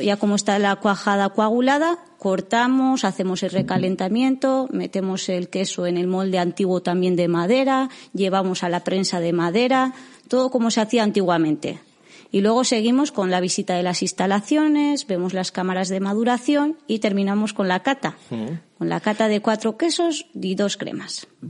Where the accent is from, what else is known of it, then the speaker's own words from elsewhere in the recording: Cerain, Basque Country, Spain; yo soy de Cerain